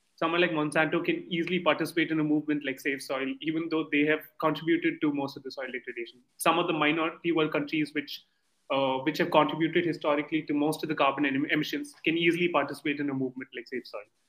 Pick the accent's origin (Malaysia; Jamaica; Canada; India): India; I come from India